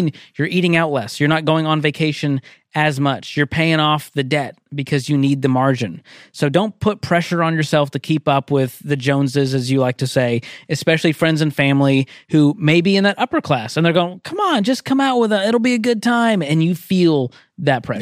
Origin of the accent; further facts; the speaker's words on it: Boston, Massachusetts, United States; I'm from Boston